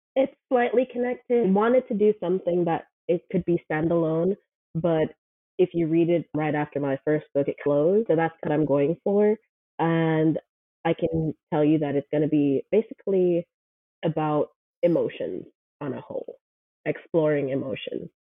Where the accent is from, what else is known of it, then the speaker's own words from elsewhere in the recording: Kingston, Jamaica; moved away as an adult; also born or lived in Buford, Georgia; now in Brunswick, United States; I'm originally from Jamaica. I was born and raised in Kingston, Jamaica. I think I moved when I was 21.